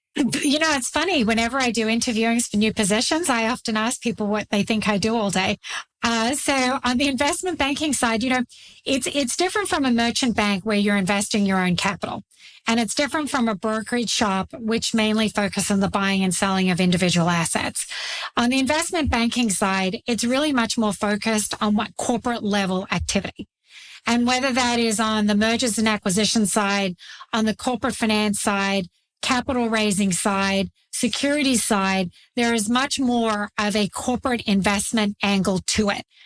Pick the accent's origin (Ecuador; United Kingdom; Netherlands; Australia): Australia; moved away as an adult; now in United States; I grew up in Australia, the land down under. I grew up very rural in a dairy farming community